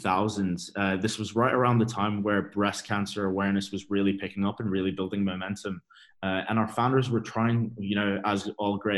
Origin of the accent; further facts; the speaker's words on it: Dubai, United Arab Emirates; moved away; also born or lived in United Kingdom / Exeter / London; I grew up in Dubai. I was born and raised in Dubai